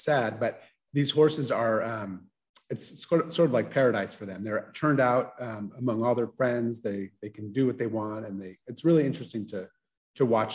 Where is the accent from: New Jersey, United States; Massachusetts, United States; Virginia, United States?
Virginia, United States; Loudoun County; moved away as an adult; also born or lived in New Orleans, Louisiana / New York / Guatemala; now in California, United States; I grew up in Loudoun County